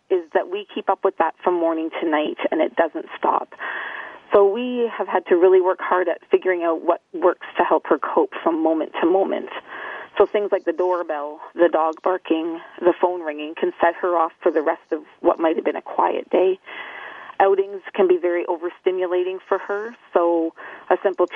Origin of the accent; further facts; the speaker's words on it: Ontario, Canada; also born or lived in Winnipeg, Manitoba; I was born in Winnipeg, Manitoba, and I was adopted at 10 days old into a family with three older brothers, and then moved to Ontario when I was three.